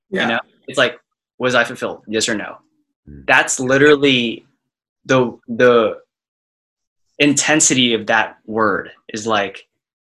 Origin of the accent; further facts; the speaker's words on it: Austin, Texas, United States; moved away as an adult; also born or lived in Dallas, Texas; I'm from Austin, so I went to UT Dallas, and I was the only person in like my high school friend group that went to UTD